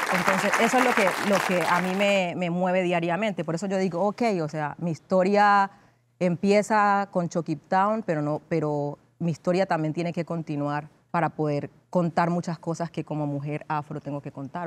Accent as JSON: {"language": "Spanish", "town": "Condoto", "region": "Chocó", "country": "Colombia", "tie": "born or raised there", "said": "yo nací en Condoto, en el Chocó, eh, en Colombia"}